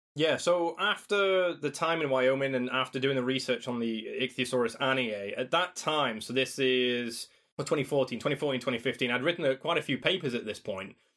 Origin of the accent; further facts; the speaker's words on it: Doncaster, Yorkshire and the Humber, United Kingdom; I came back to, to my hometown, to Doncaster